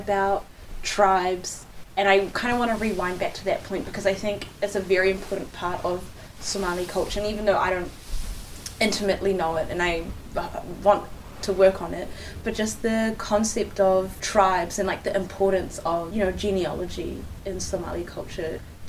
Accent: New Zealand; growing up in New Zealand and seeing how tangata whenua have been treated in like the history of colonization here

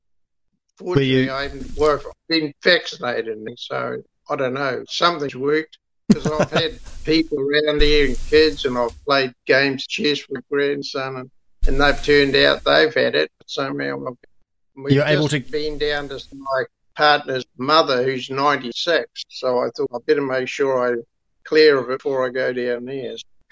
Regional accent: Kawakawa Bay, Auckland, New Zealand; Kawakawa Bay, which is sort of just about 45 minutes south of Auckland City. I always make a point of saying I'm not from Auckland if I go out of somewhere.

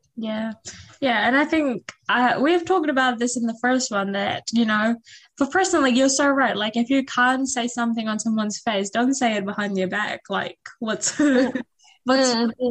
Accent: Fiji; moved away; back in my home country

